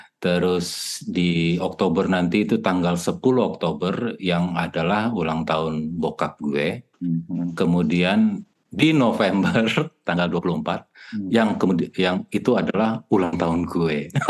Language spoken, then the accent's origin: Indonesian; Batak, North Sumatra, Indonesia; kita orang Batak